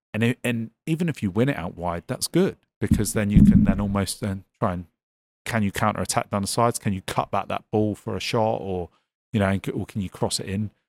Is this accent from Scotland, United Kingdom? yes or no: no; Devon, South West England, United Kingdom; moved away; I come from Devon originally